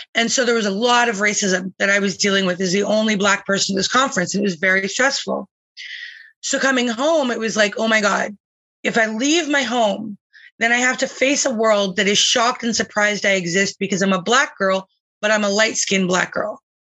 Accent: Calgary, Alberta, Canada; now in British Columbia, Canada; I was born in Calgary.

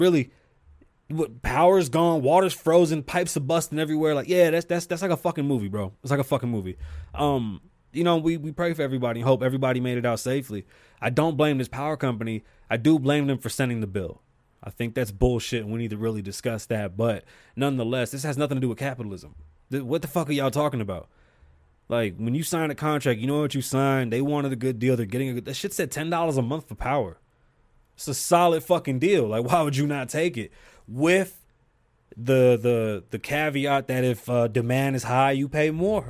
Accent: New York City, New York, United States; now in Las Vegas, United States; I'm from New York City

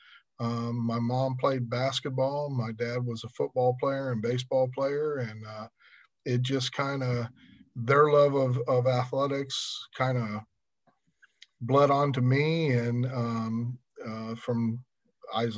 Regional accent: Punta Gorda, Florida, United States; also born or lived in Lafayette, Louisiana; I was born right here in Charlotte County, born in Punta Gorda, and have lived here basically my whole life

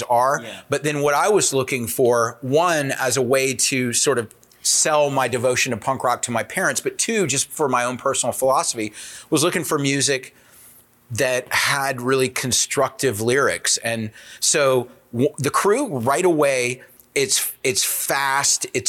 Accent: South Carolina, United States; I grew up in South Carolina

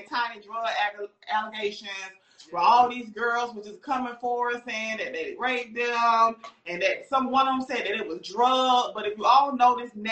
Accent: Augusta, Georgia, United States; now in Atlanta, United States; I'm from Augusta, so when I moved here

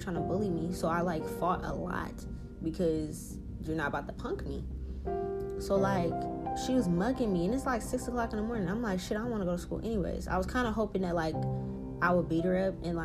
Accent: New Orleans, Louisiana, United States; I'm also from New Orleans. I also was raised in the motherfucking hood

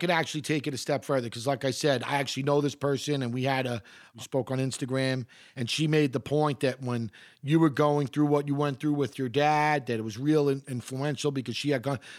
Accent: Queens, New York, United States; You know, I, I come from Queens. It is the most, this is not hyperbole, it is the most gentrified, gentrified city on the planet.

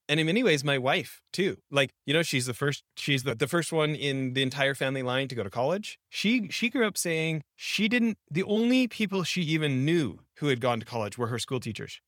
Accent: Canada; I grew up in Canada

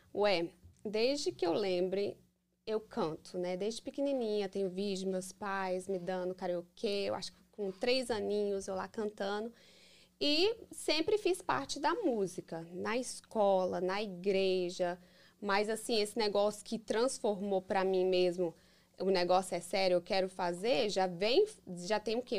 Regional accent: Framingham, Massachusetts, United States; Eu nasci aqui. Nasci, sou americana, Framingham, uhum. Massachusetts.

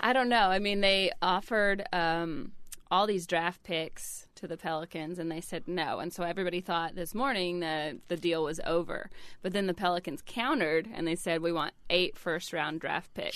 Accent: Georgia, United States; moved away; I didn't make it to Atlanta because it was, you know, kind of my home state

